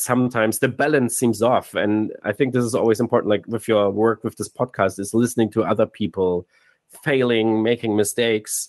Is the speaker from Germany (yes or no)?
yes; Cologne, North Rhine-Westphalia, Germany; moved away as an adult; now in Hamburg, Germany; we're originally from Cologne, then we moved to Hamburg for the jobs